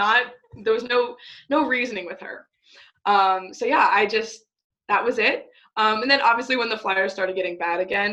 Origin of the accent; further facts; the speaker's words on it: Schuylkill County, Pennsylvania, United States; also born or lived in Philadelphia, Pennsylvania; when I was born, we moved from Philly to Schuylkill County, PA, which is middle of nowhere. I live on a farm